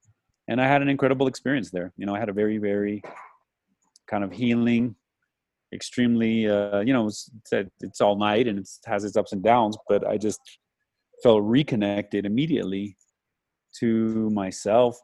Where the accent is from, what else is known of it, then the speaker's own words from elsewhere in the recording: Arizona, United States; I'm from Arizona